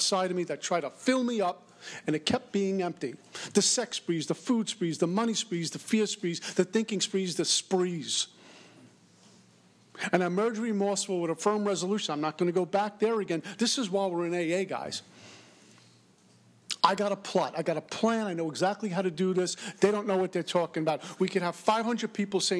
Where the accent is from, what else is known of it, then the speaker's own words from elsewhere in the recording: New York, United States; I'm from New York